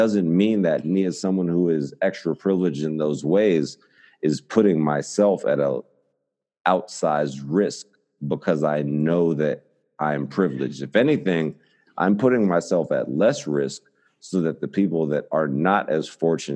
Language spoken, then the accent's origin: English; New York City, New York, United States; as a New Yorker